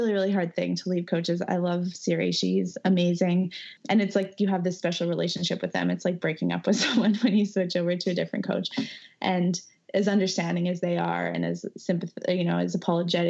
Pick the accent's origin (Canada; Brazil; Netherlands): Canada; Edmonton, Alberta; moved away as an adult; also born or lived in Victoria / Ontario / Portland; I grew up in Edmonton